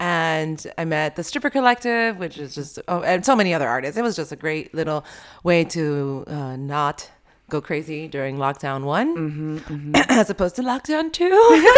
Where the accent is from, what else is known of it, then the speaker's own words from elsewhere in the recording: Colombia; Or the little town I grew up in Colombia, you know, every time I went to school, there would be like a coffin coming down the street.